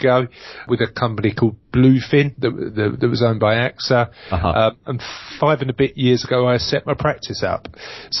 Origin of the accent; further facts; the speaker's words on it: London, United Kingdom; now in Essex, United Kingdom; I come from East London, and like most people from East London, I've now live in Essex